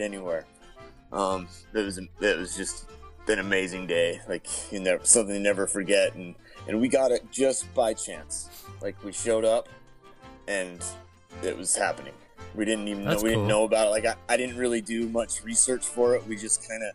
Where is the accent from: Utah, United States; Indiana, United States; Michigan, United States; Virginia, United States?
Utah, United States; Salt Lake City; I'm from Salt Lake City, Utah